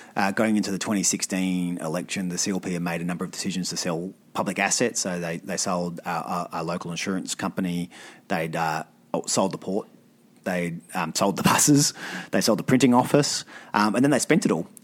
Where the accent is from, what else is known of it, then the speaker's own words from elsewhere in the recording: Alice Springs, Northern Territory, Australia; also born or lived in Tennant Creek; I grew up in Tennant. I grew up in Alice.